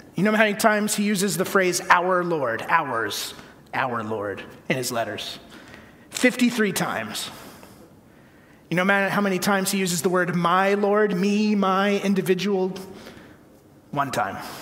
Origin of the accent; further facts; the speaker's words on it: Connecticut, United States; the church I grew up in in Connecticut